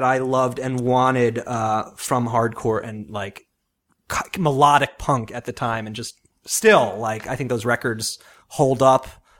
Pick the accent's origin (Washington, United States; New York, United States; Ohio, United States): New York, United States; Long Island; I grew up on Long Island